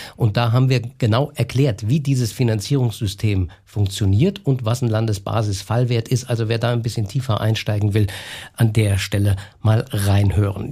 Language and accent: German; Saarland, Germany; bei uns im Saarland